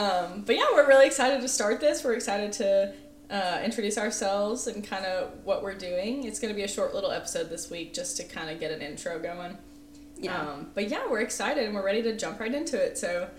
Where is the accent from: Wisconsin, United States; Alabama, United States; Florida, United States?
Alabama, United States; I'm from Alabama, Chloe's from Georgia, just two girlies.